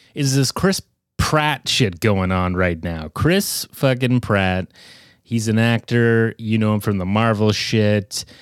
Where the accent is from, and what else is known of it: Canada